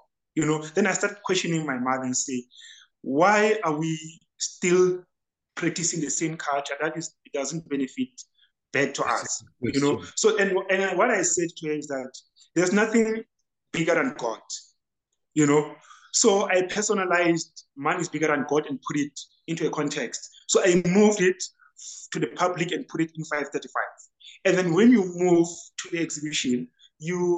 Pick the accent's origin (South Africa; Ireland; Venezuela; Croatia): South Africa; Free State; I'm from Free State, Masilo Chenese. The house, it's 535, and then Phakedi Street is the street